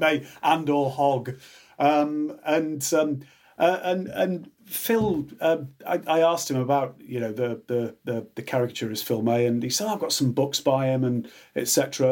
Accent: Yorkshire Dales, Yorkshire and the Humber, United Kingdom; I'm from Midland in the Dales, the Yorkshire Dales

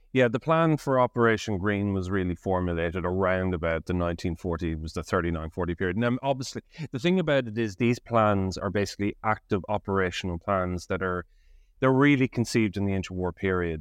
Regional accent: Ireland; now in United Kingdom; I'm an Irish historian based in the U K

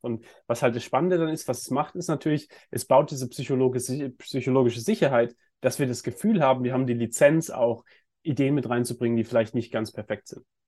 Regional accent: Germany; ich bin ja auch in, in Deutschland äh, aufgewachsen

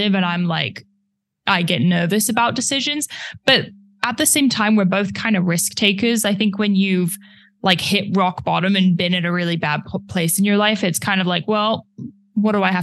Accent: United Kingdom; I'm British, so I'm very polite.

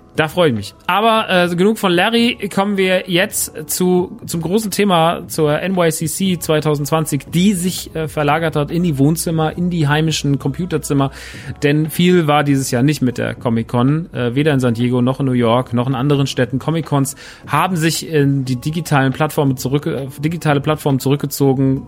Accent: Germany; bei uns in Deutschland

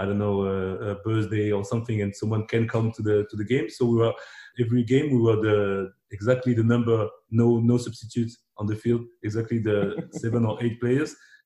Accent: Agde, Occitania, France; English is a second language; also born or lived in Democratic Republic of the Congo; when I arrived in France, I was only three. But I grew up in this atmosphere

